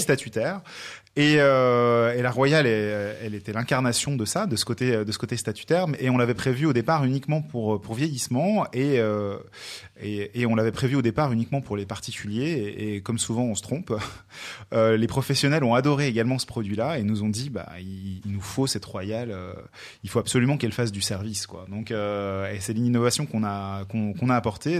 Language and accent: French; France; je suis français